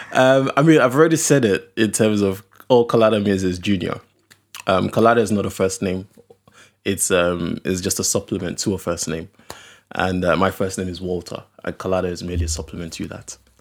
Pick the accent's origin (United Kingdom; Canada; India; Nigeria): Nigeria; Okrika, Rivers State; also born or lived in Delta State; I'm from Okrika. Okrika is like a very small, uh, village